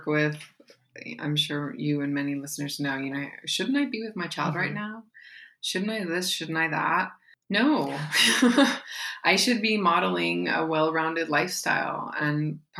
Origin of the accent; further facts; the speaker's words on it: Pacific Northwest, United States; now in Appalachia, United States; I'm from the Pacific Northwest, although I live in Appalachia now.